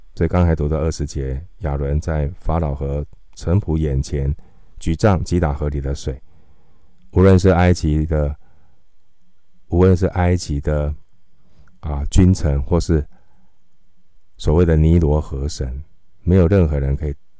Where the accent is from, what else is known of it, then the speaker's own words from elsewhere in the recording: Taiwan; 我们今天在台湾，我们是台湾的基督徒